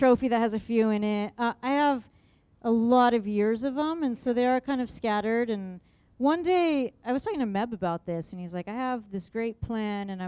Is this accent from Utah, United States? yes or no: no; San Diego, California, United States; moved away as an adult; also born or lived in Phoenix, Arizona; now in Michigan, United States; I'm from San Diego, and then I went to school in Phoenix, Arizona, and then I moved to Michigan, and I've been there for 13 years.